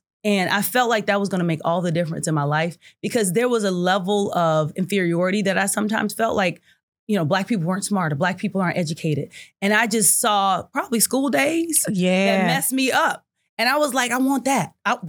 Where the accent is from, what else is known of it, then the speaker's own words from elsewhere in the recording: Kansas City, Missouri, United States; I'm from Kansas City.